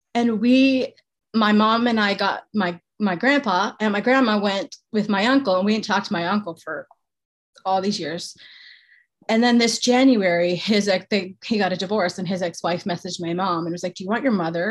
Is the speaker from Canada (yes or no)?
yes; Canada; I'm Canadian